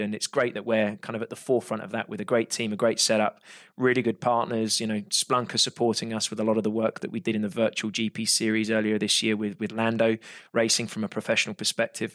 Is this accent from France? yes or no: no; United Kingdom; I'm British